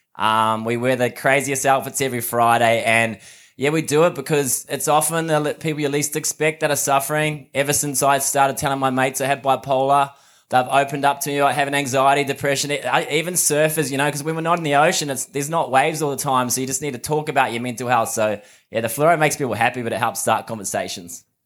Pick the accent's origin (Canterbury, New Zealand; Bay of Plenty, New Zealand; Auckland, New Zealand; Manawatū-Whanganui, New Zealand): Bay of Plenty, New Zealand; Mount Maunganui; now in Sydney, Australia; I'm from New Zealand, but live in Sydney at the moment in Bondi